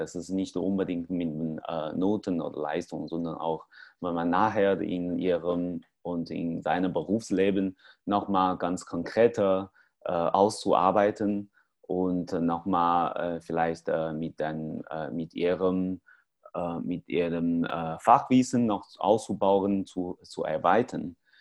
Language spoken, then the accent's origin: German; China; German is a second language; moved away; in China, in meinem Heimat